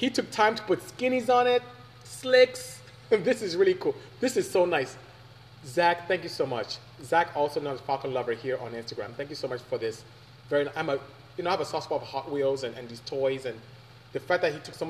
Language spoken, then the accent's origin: English; Nigeria; now in United States; I am Nigerian from West Africa